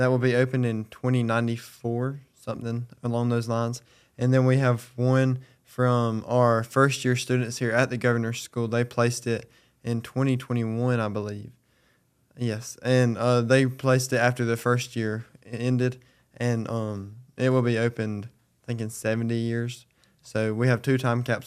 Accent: Belton, South Carolina, United States; I'm from Belton, South Carolina

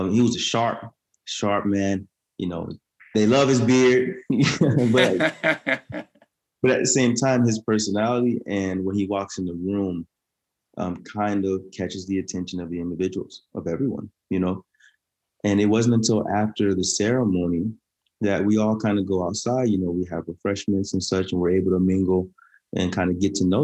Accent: Orlando, Florida, United States; also born or lived in Daytona Beach, Florida; I'm from Orlando, Florida

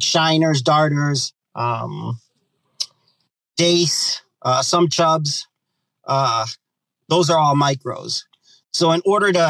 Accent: Boston, Massachusetts, United States; I'm born and raised in Boston, Massachusetts

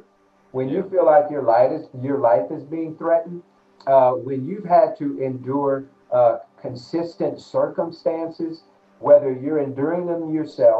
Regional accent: United States; growing up in America as a Black man

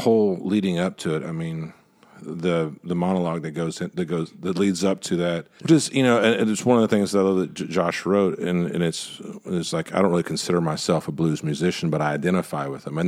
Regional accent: Waco, Texas, United States; also born or lived in Dallas, Texas; I grew up outside of Waco

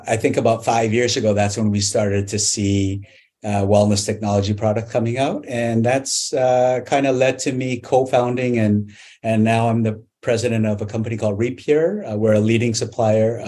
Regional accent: Canada; I grew up in Canada

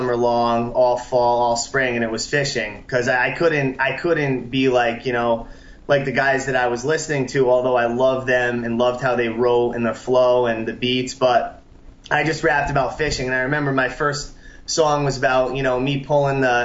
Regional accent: New Haven, Connecticut, United States; Connecticut. I grew up on Long Island Sound. That's my home water. New Haven area

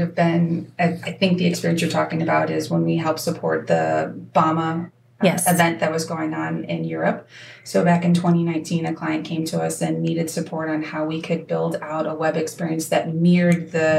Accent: Peoria, Illinois, United States; moved away; also born or lived in Pacific Northwest; I was born in the Pacific Northwest and then landed in Peoria, Illinois when I was in middle school.

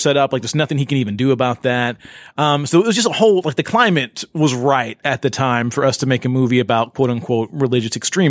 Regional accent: Shelbyville, Tennessee, United States; I grew up in Shelbyville, Tennessee.

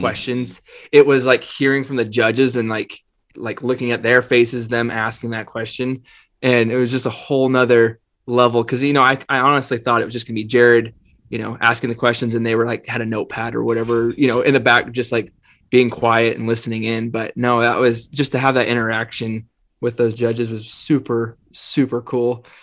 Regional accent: Northeastern Oregon, United States; I grew up in Northeastern Oregon

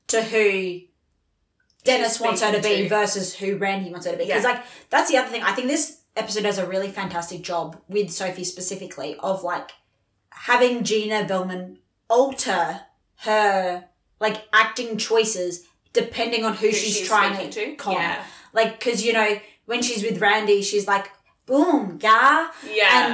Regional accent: Australia; accent: Australian; this fucking Australian accent

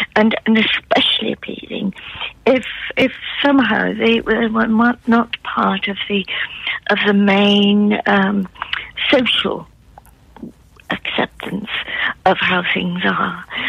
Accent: Newcastle upon Tyne, North East England, United Kingdom; accent: Geordie; now in Yarm, United Kingdom; I was brought up in Newcastle

